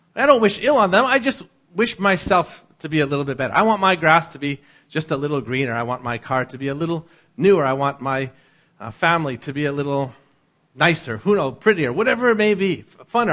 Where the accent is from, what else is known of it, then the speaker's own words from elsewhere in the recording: North Vancouver, British Columbia, Canada; growing up in North